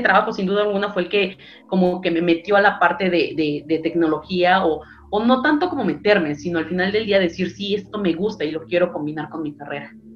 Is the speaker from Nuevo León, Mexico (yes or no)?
no; Mexico City, Mexico; soy 100% chilanga, soy nacida aquí exactamente en la Ciudad de México.